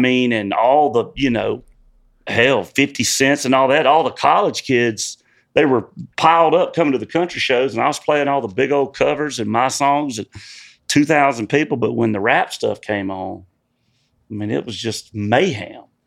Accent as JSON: {"language": "English", "region": "South Georgia", "country": "United States", "tie": "born or raised there", "also_born_or_lived": "Nashville", "moved": "as an adult", "said": "I grew up in South Georgia and bass fishing's huge where I grew up"}